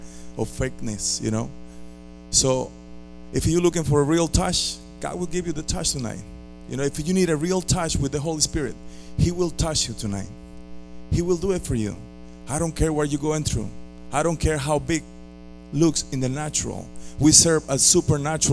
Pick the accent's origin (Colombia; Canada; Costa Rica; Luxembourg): Costa Rica; moved away as an adult; also born or lived in Philadelphia, Pennsylvania; now in Tampa, United States; I came from Costa Rica when I was 20 years old. I'm already 37. And all my family is back home in Costa Rica.